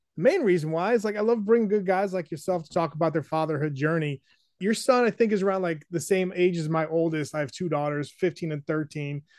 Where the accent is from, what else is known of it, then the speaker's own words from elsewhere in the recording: New Hampshire, United States; moved away; I grew up in New Hampshire